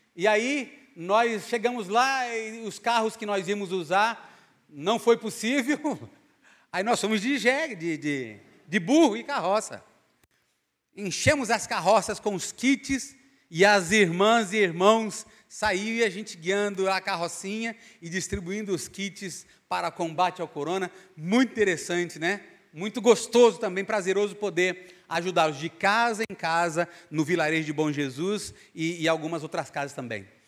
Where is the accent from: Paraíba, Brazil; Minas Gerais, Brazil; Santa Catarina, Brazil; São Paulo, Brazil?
Paraíba, Brazil; Eu sou paraibano